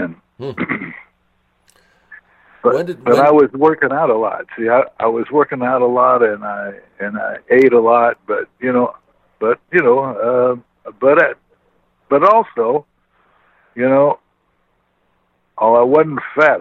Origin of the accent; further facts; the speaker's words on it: Indiana, United States; When I was raised in Indiana there